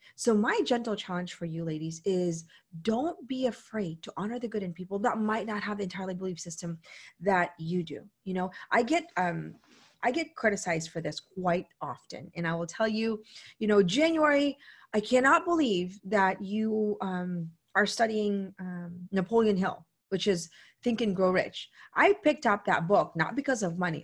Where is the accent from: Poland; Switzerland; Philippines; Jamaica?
Philippines; moved away; also born or lived in United States; I come from the Philippines